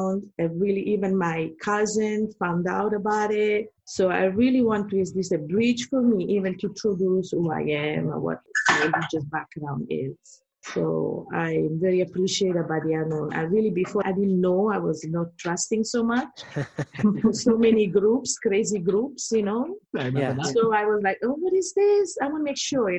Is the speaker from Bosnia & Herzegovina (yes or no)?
no; Italy; moved away; also born or lived in New York; I'm from Italy.